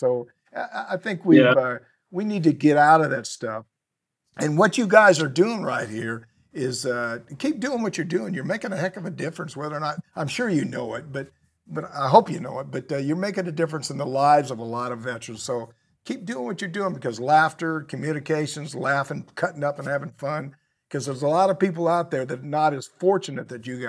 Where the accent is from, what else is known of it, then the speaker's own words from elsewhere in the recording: United States; I'm not a Republican. I'm not a Democrat. I'm an American.